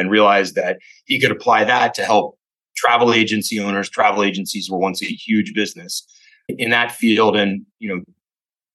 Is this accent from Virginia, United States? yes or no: yes; Fairfax Station, Virginia, United States; moved away as an adult; also born or lived in Alexandria, Virginia / New York; now in Philadelphia, United States; I'm a native Washingtonian. I grew up in a place called Fairfax Station at the very southern end of Fairfax County